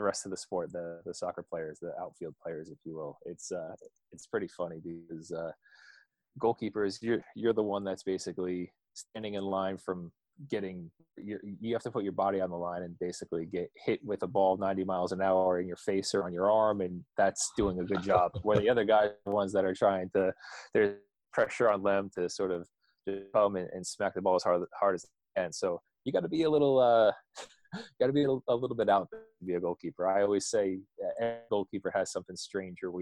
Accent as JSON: {"language": "English", "town": "Toms River", "region": "New Jersey", "country": "United States", "tie": "born or raised there", "also_born_or_lived": "Providence, Rhode Island / Kansas City / Ireland / Toronto", "accent": "American", "moved": "as an adult", "lives_now": "Cardiff, United Kingdom", "said": "I grew up in New Jersey, like right on the Jersey Shore, a town called Toms River."}